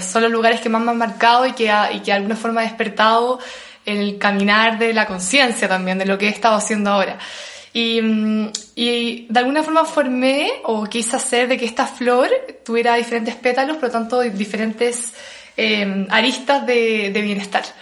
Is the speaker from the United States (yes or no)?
no; Chile; moved away as an adult; also born or lived in Australia / Bali; como buen chileno